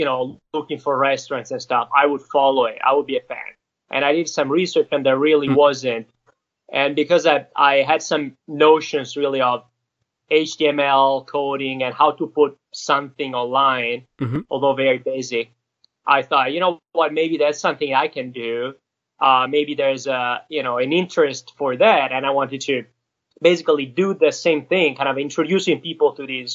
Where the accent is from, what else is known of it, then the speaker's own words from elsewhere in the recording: northern Italy, Italy; moved away as an adult; also born or lived in Pisa, Italy; now in Los Angeles, United States; I went to college in Pisa, in Tuscany. But originally I'm from Northern Italy